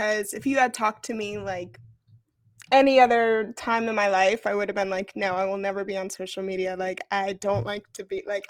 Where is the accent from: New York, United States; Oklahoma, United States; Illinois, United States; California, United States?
New York, United States; moved away as an adult; I grew up in New York. I started my journey in New York City.